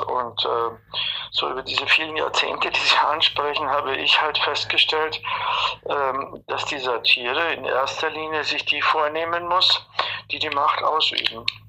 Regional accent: Bavaria, Germany; accent: Bavarian

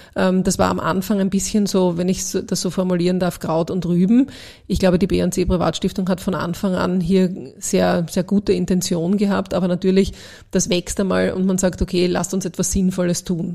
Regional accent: Austria; als Österreicherin

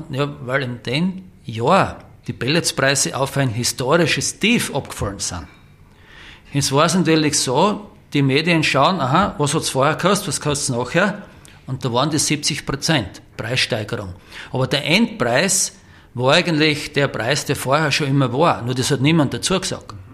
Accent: St. Margarethen an der Raab, Styria, Austria; ursprünglich waren wir in Graz, übersiedelt sind hier nach St. Margrethen und Rabi, meinen Heimatort.

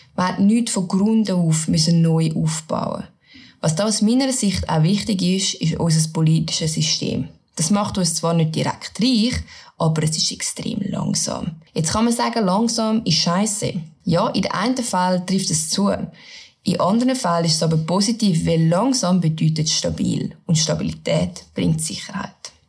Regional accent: Switzerland

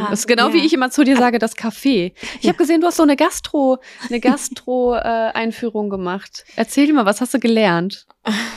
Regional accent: Poland; now in Germany; wir sind auch aus Polen

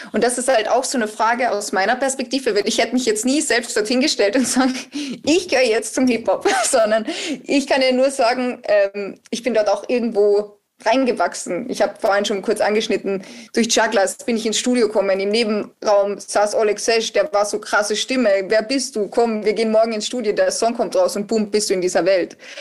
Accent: Austria; ich bin ja Österreicherin

